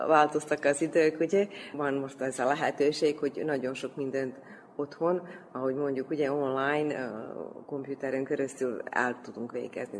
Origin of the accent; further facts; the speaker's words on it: Debeljača, Vojvodina, Serbia; also born or lived in Belgrade; De Beacsán nőttem föl